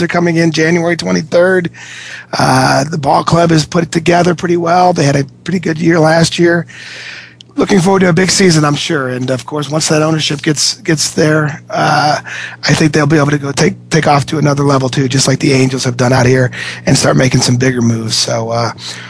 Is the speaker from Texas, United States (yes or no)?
no; Cincinnati, Ohio, United States; I grew up in Cincinnati